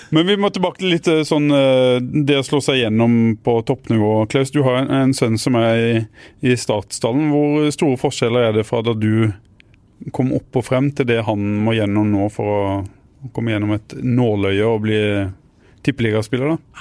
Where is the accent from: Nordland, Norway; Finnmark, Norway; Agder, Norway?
Agder, Norway; Arendal; jeg er jo ikke fra Grimstad, da. Jeg er fra Arendal